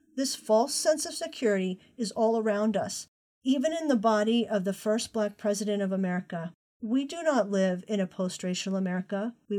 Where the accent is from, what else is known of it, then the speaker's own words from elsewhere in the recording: Conway, South Carolina, United States; I was born in Conway, South Carolina, right on the cusp of the Atlantic Ocean. I didn't know this as a girl growing up.